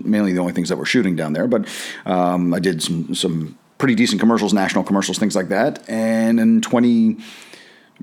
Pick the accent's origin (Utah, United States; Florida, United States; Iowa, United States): Florida, United States; South; moved away as an adult; also born or lived in New Jersey / New York City; We moved from New Jersey to Florida in the early 80s